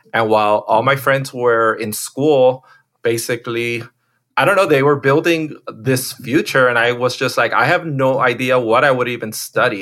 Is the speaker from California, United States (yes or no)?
no; Miami, Florida, United States; I'm one of those, like, uh, rare ones that was born and raised in Miami.